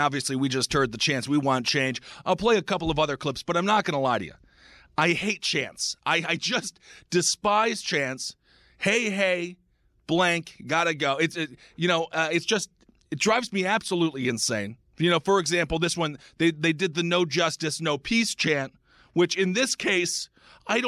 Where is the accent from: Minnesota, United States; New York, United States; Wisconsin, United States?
Wisconsin, United States; Stevens Point; when I was growing up in Stevens Point, Wisconsin